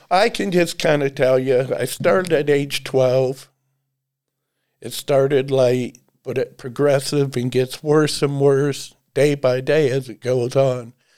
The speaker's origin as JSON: {"language": "English", "town": "Dennison", "region": "Ohio", "country": "United States", "tie": "born or raised there", "said": "I was born and raised in Denison, Ohio"}